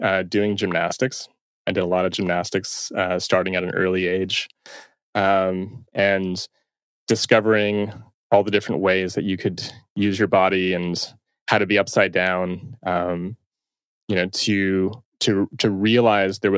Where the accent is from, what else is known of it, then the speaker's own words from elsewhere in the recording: Toronto, Ontario, Canada; So I'm from Toronto. And I still reside here.